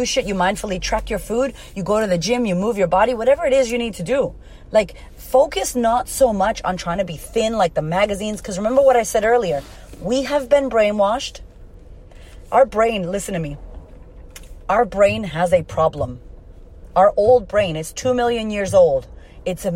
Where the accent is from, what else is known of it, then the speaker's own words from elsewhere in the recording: United States; also born or lived in Puerto Rico; I am Puerto Rican, that I am from America